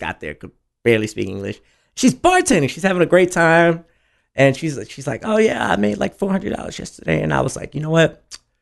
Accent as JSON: {"language": "English", "town": "Houston", "region": "Texas", "country": "United States", "tie": "born or raised there", "also_born_or_lived": "Oklahoma / Dallas, Texas / Rowlett, Texas", "said": "Most of my time was spent in A Leaf"}